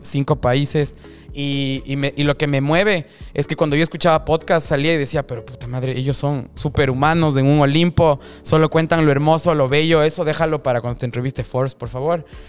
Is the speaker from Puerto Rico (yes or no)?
no; Ecuador; now in Miami, United States; yo soy de Ecuador en mi caso